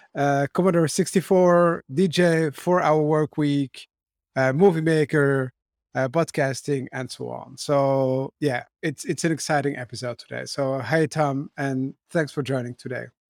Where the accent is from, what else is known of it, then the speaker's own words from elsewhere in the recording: Brussels, Brussels-Capital Region, Belgium; I grew up in Brussels where my parents had shops.